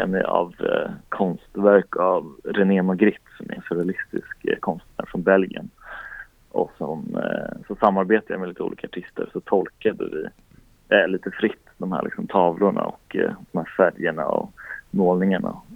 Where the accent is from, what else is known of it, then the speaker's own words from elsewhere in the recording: Strängnäs, Södermanland, Sweden; moved away; also born or lived in Linköping / Stockholm; jag kom från Strängnäs i kulturskolan och så började jag spela en massa lokala band